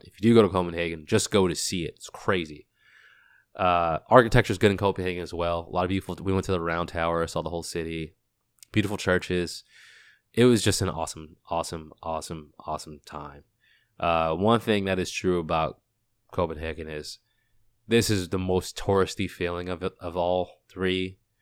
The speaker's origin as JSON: {"language": "English", "town": "Boston", "region": "Massachusetts", "country": "United States", "tie": "born or raised there", "said": "I'm from the U S, I grew up in Boston."}